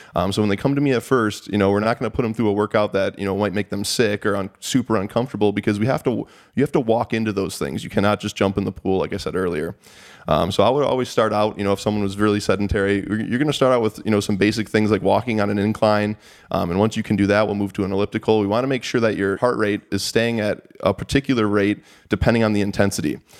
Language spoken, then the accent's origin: English; Sterling Heights, Michigan, United States; I grew up in, uh, Sterling Heights, Michigan.